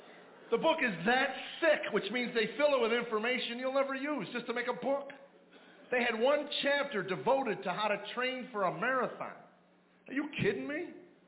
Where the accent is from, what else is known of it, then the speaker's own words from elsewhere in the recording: Chicago, Illinois, United States; I grew up in Chicago. I thought I knew what winter was until I went to North Dakota.